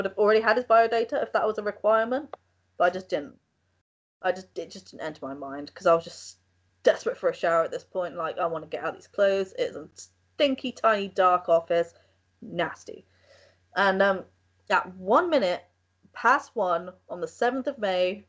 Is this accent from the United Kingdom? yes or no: yes; England, United Kingdom; I'm from England